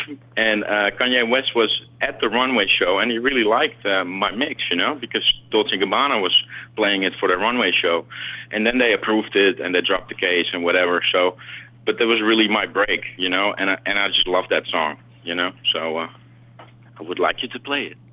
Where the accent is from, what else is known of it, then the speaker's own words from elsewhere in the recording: Amsterdam, North Holland, Netherlands; also born or lived in South America; now in New York, United States; I grew up in South America, and I grew up in uh, in Amsterdam